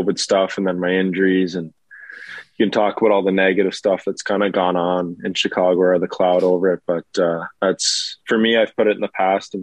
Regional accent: Alberta, Canada; I'm from Alberta

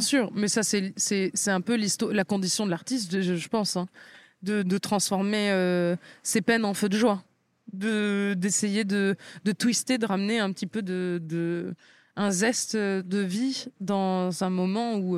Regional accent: France; j'ai grandi en France

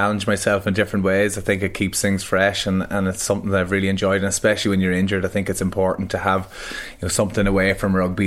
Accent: Monaghan, County Monaghan, Ireland; I grew up in Monaghan.

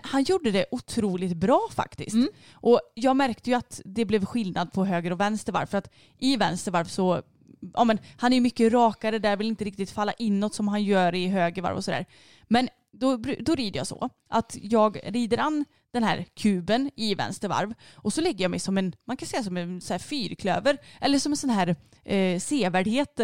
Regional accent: Sweden; jag är svensk

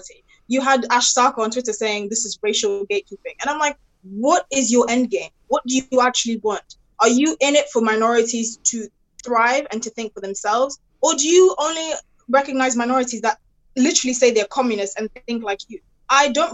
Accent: Ghana; now in United Kingdom; I'm Ghanaian. I have African heritage

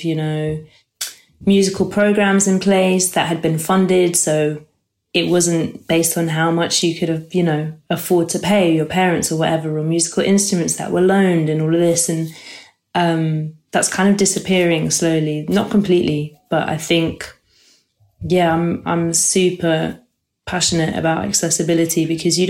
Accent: London, United Kingdom; I grew up in London. Grew up in Camden Town.

